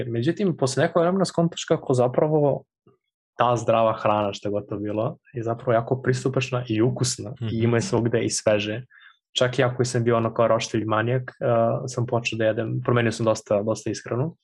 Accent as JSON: {"language": "Croatian", "country": "Serbia", "tie": "born or raised there", "moved": "as an adult", "lives_now": "Berlin, Germany", "said": "ja sam iz Krošica"}